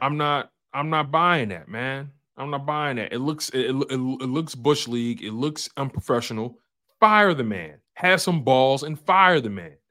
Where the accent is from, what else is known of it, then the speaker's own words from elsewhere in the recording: Philadelphia, Pennsylvania, United States; I'm from Philly